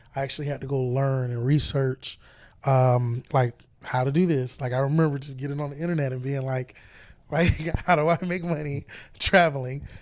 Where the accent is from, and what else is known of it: Florida, United States